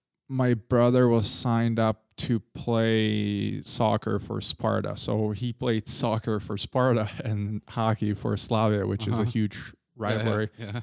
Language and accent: English; Prague, Czechia; because when we grew up in Holešovice, we had I think it was a 2KK.